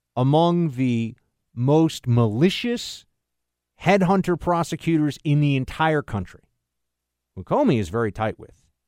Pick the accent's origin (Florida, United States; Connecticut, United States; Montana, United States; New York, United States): New York, United States; I'm from New York